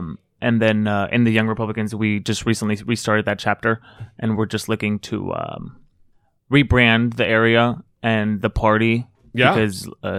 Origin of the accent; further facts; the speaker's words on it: South Gate, California, United States; I grew up in Southgate. I don't know if you guys know where that is. It's close to Downey.